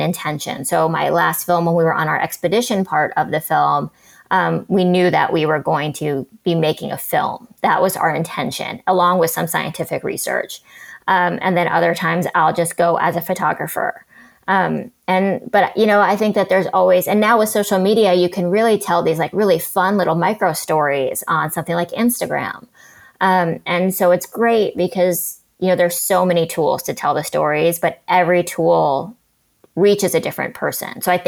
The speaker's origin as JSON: {"language": "English", "town": "New York City", "region": "New York", "country": "United States", "tie": "born or raised there", "said": "I grew up in New York City"}